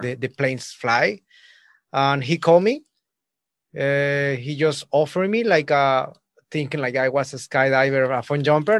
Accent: Mexico; I'm coming from Mexico.

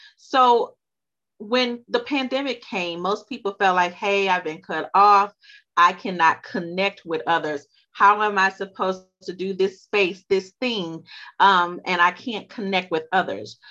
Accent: Louisiana, United States; accent: Louisiana; she's from my home state, so y'all pardon us if our accents come out.

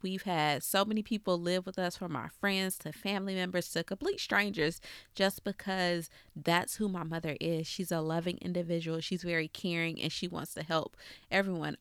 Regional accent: Cobb County, Georgia, United States; I'm from Cobb County, so that's all I knew

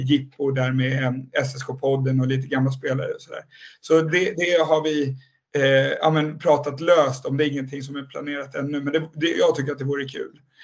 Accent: Nynäshamn, Stockholm County, Sweden; så jag kommer ju inte från Södertälje överhuvudtaget. Jag är uppvuxen i Nynäshamn

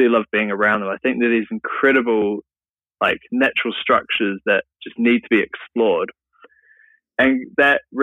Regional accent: Auckland, New Zealand; I come from New Zealand, from Auckland there.

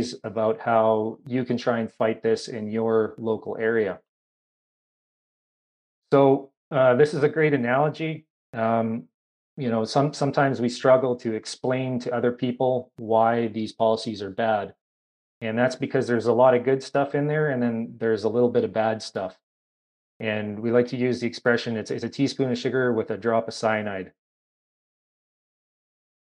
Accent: Kamloops, British Columbia, Canada; moved away as an adult; I'm originally from Kamloops, British Columbia

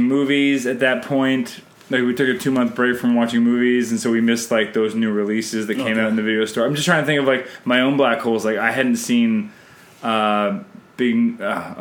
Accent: Canada; I'm Canadian filmmaker

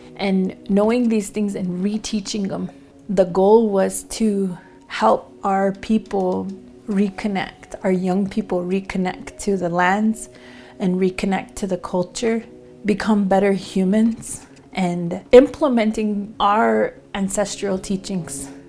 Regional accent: Pine Ridge Reservation, South Dakota, United States; I'm from the Oglala Lakota Nation, and I reside in the community of Lost Dog.

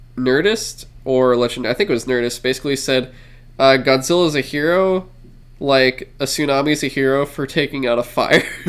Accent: San Francisco, California, United States; we're from San Francisco, grew up in San Francisco, like, this is our home

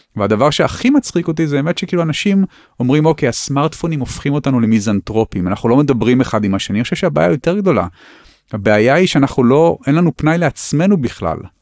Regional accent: Tel Aviv, Tel Aviv District, Israel; אני חי בתל אביב, גם כי נולדתי בתל אביב

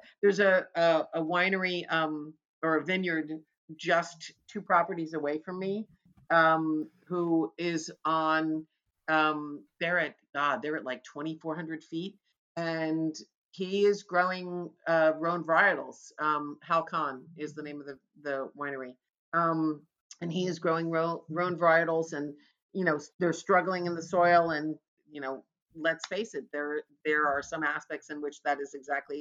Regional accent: New Jersey, United States; moved away; when I grew up in New Jersey, I grew up on a farm

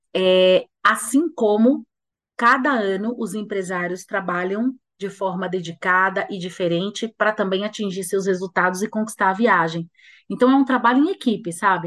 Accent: Bahia, Brazil; Bahia, porque é minha terra

